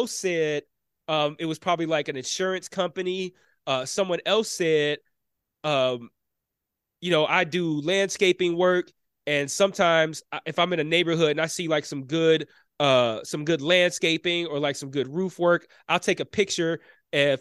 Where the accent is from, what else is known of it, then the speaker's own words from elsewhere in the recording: Detroit, Michigan, United States; being born and raised in Detroit